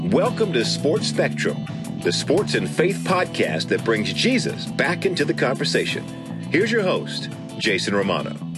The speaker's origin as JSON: {"language": "English", "town": "Omaha", "region": "Nebraska", "country": "United States", "tie": "born or raised there", "said": "growing up in Omaha"}